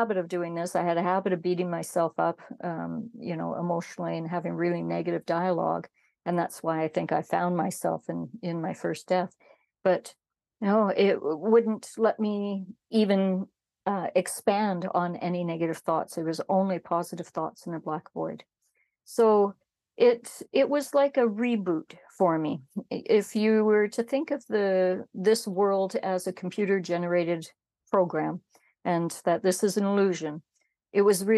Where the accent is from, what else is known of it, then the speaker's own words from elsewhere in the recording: Canada; I'm Métis from Canada